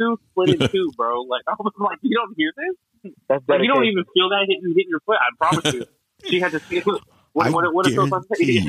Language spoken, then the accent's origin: English; Tucson, Arizona, United States; I'm from Tucson. I was born and raised in Tucson.